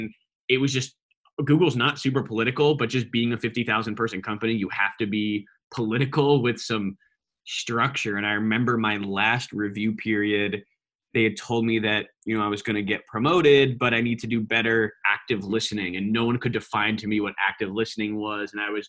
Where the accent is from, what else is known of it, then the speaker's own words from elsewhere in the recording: New York, United States; He was from Boston, was in the startup community there. I was from New York. We both didn't really fit in on the West Coast.